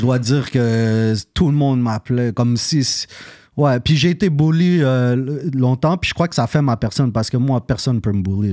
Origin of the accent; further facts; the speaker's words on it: Montreal, Quebec, Canada; je suis né à Côte-des-Neiges